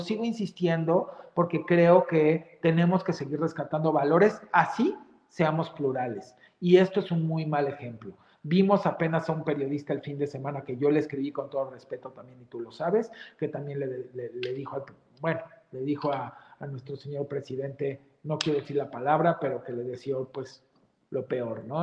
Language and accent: Spanish; Mexico; todos somos mexicanos donde estemos